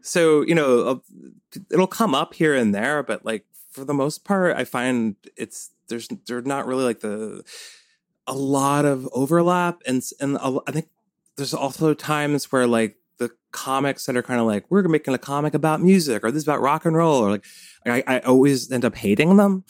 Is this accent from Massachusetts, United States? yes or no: no; Cold Spring, New York, United States; I grew up in the Hudson Valley